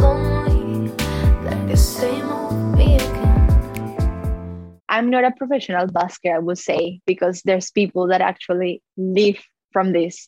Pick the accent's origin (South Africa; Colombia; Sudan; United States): Colombia; now in Melbourne, Australia; I'm originally from Colombia, and I'm living nowadays